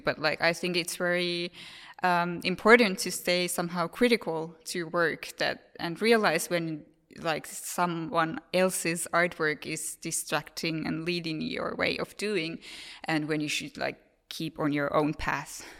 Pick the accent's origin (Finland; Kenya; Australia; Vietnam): Finland; I'm from Finland, so it's very common for us to talk about these things